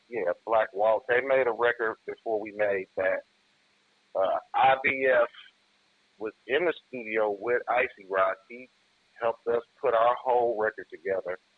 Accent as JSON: {"language": "English", "town": "Kansas City", "region": "Missouri", "country": "United States", "tie": "born or raised there", "also_born_or_lived": "Chicago", "said": "spent some time in Chicago too, but born and raised in Kansas City, Missouri. My pops from Chicago. Okay. Uh, north North Side."}